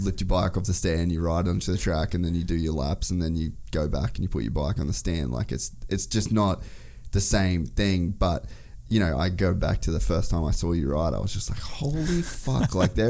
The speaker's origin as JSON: {"language": "English", "town": "Cairns", "region": "Queensland", "country": "Australia", "tie": "born or raised there", "said": "we start in Cairns, which is at my hometown."}